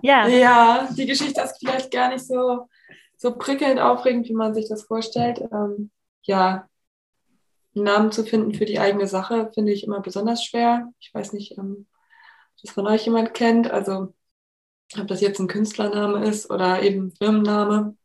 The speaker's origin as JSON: {"language": "German", "area": "Oldenburg area", "region": "Lower Saxony", "country": "Germany", "said": "Also ich komme aus der Gegend hier, so aus dem Umkreis von 50 Kilometern aus Oldenburg."}